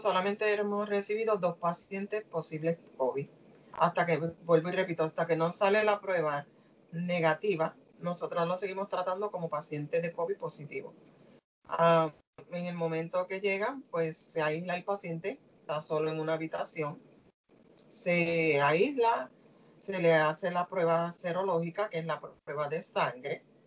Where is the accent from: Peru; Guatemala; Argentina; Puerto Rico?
Puerto Rico; como boricua que soy